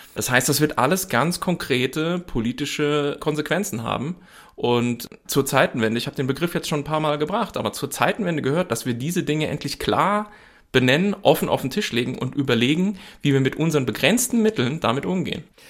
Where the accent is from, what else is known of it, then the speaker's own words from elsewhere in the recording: Germany; als Deutsche